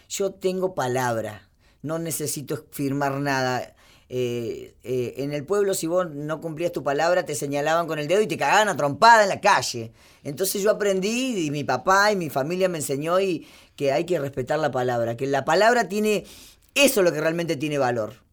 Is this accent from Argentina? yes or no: yes; Argentina; Argentina, soy bien argentina.